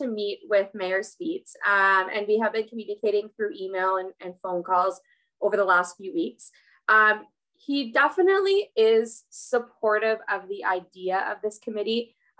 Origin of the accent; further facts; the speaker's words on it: Pembroke, Ontario, Canada; Yeah, so I grew up in Pembroke. I was born in the Pembroke Hospital. My family immigrated here actually from China. And I grew up in the Valley.